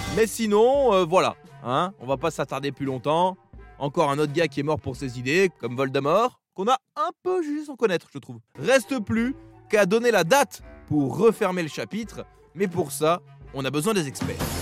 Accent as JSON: {"language": "French", "country": "France", "said": "en tant que Français"}